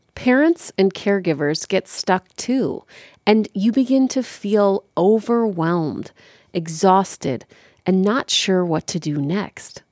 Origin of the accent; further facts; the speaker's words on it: Chicago, Illinois, United States; I was born and raised in Chicago